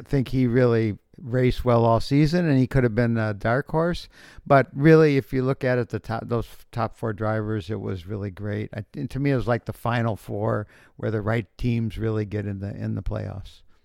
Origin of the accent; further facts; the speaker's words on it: Denver, Colorado, United States; We're from Denver